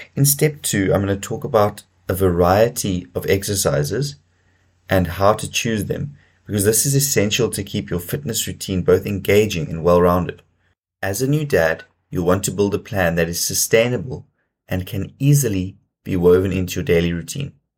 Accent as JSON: {"language": "English", "country": "South Africa", "tie": "born or raised there", "said": "as a South African growing up in South Africa"}